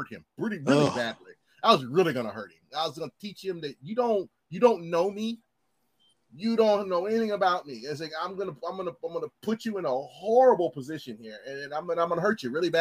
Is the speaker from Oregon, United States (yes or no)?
yes; Portland, Oregon, United States; us Portland hillbillies